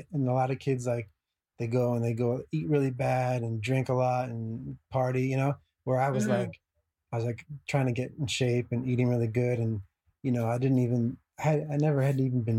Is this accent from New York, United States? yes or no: no; New Jersey, United States; being from that area, you know, I grew up in New Jersey